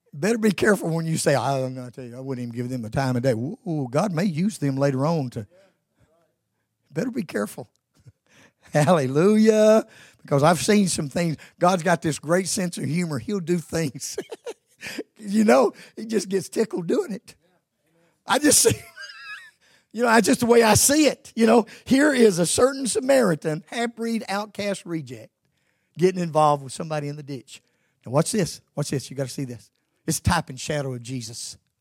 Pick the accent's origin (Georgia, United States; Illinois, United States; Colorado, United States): Georgia, United States; moved away; I was born and raised in Georgia